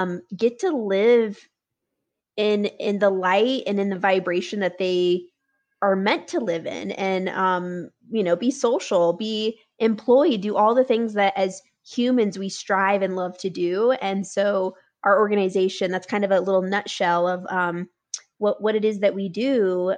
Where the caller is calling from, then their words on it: Denver, Colorado, United States; I'm calling in from Denver, Colorado